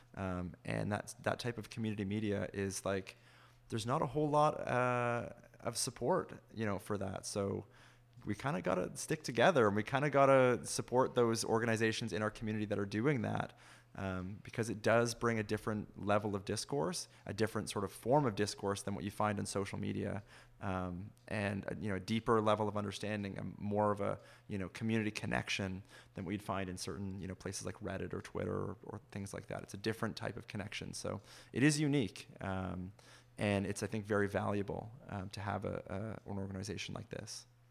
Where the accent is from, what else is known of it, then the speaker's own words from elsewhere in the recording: Fergus, Ontario, Canada; I grew up in Fergus, but we listened to C B C Toronto all the time.